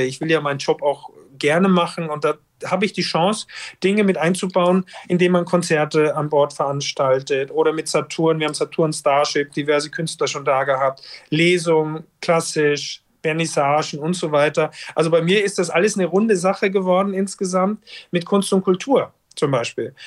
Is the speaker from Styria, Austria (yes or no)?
yes; Styria, Austria; moved away as an adult; also born or lived in Norderney; now in Hamburg, Germany; weil ich auch aus dem Gebiet komme und Österreich, Steiermark natürlich, ich komme aus dem Skigebiet